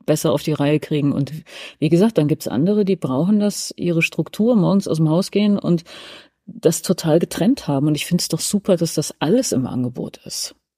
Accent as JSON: {"language": "German", "region": "Hesse", "country": "Germany", "tie": "born or raised there", "moved": "yes", "lives_now": "Berlin, Germany", "said": "wir sind ja alle gebürtig aus, äh, Westdeutschland, genauer gesagt aus Hessen"}